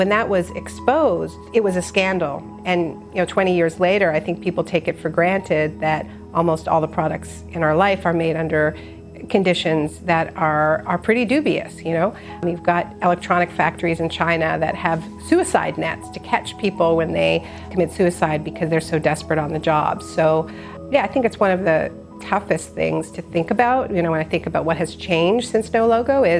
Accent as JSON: {"language": "English", "town": "Montreal", "region": "Quebec", "country": "Canada", "tie": "born or raised there", "said": "I was born in Montreal, and my parents are Americans"}